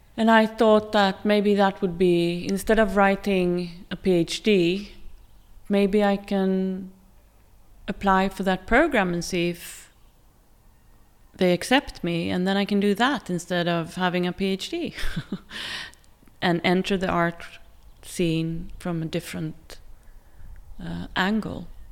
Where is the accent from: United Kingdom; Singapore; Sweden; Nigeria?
Sweden; Gothenburg, Västra Götaland; moved away as an adult; also born or lived in Tel Aviv, Israel / Stockholm, Sweden / Oslo, Norway; now in Norway; I grew up in, in, outside of Tel Aviv for a few years, and then we moved to Sweden. And I grew up in Gothenburg. but also in Stockholm